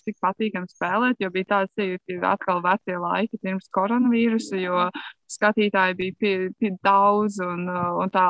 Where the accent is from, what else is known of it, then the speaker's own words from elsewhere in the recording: Latvia; nu, mēs tomēr esam latvieši, mēs esam pieraduši pie attiecīgiem Latvijas laikapstākļiem